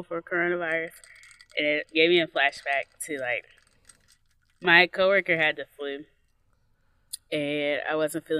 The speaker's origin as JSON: {"language": "English", "country": "Nigeria", "said": "As a Nigerian"}